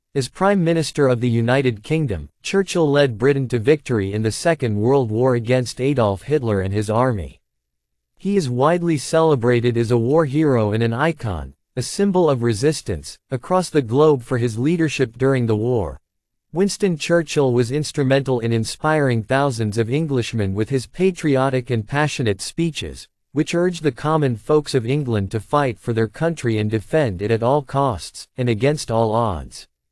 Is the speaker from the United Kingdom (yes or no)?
no; India; I am from India, a former colony